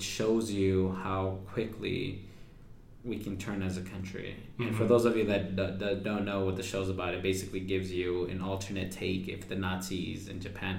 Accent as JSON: {"language": "English", "country": "Mexico", "said": "And my family, my wife's family is from Sinaloa, and I'm from Aguascalientes in Jalisco. So even our dialogue and our vernacular is different."}